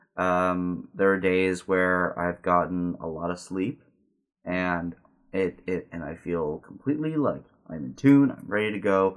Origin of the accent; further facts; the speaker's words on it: Southern California, United States; also born or lived in Simi Valley, California; growing up in Southern California